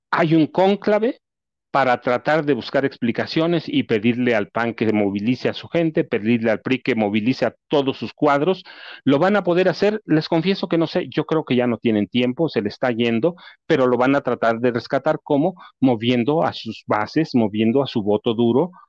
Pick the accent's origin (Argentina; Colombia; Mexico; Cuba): Mexico; State of Mexico; Yo soy del Estado de México, tengo cuatro libros